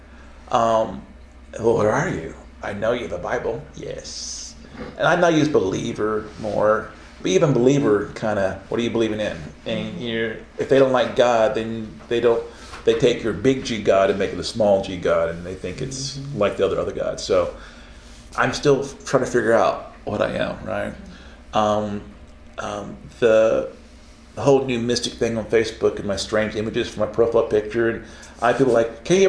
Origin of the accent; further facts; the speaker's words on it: Oklahoma, United States; I'm from Oklahoma